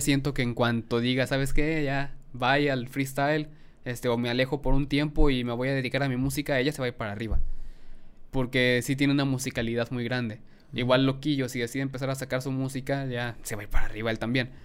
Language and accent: Spanish; Mexico; yo como mexicano